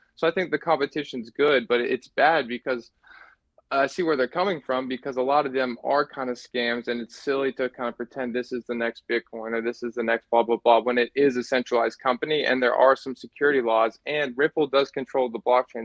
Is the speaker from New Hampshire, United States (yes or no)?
yes; New Hampshire, United States; I'm from New Hampshire